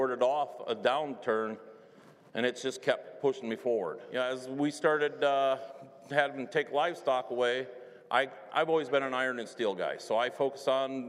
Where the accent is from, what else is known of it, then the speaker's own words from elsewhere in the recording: Northeast Iowa, United States; I was born and raised in Northeast Iowa, God's country